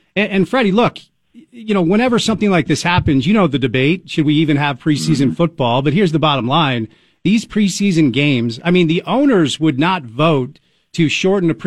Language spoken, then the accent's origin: English; Northeast, United States; now in Utah, United States; I'm a child of the Northeast